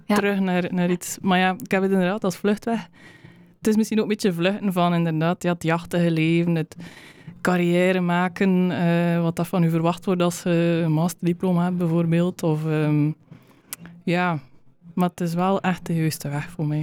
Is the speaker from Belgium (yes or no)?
yes; West Flanders, Belgium; moved away as an adult; also born or lived in Uganda; de grond waar ik vandaan kom hier, de, de West-Vlaamse kleigrond.